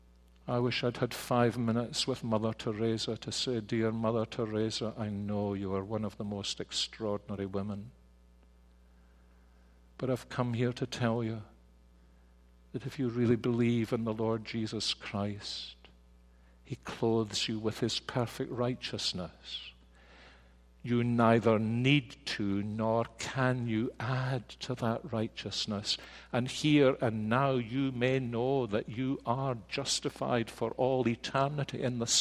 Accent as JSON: {"language": "English", "region": "Scotland", "country": "United Kingdom", "said": "being Scottish"}